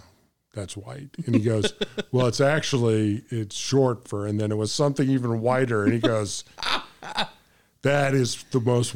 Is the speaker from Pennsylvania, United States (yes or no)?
no; St. Louis, Missouri, United States; But I come from St. Louis where Bob Gibson pitched